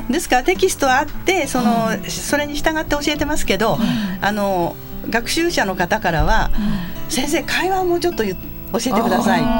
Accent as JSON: {"language": "Japanese", "region": "Saitama", "country": "Japan", "tie": "born or raised there", "also_born_or_lived": "Surabaya, Indonesia", "moved": "yes", "lives_now": "Kodaira, Japan", "said": "出身は埼玉県です"}